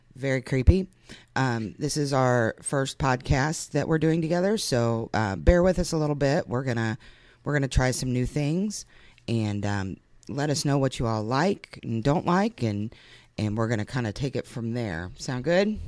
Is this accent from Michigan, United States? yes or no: no; Lebanon, Ohio, United States; We had a chicken lady in my hometown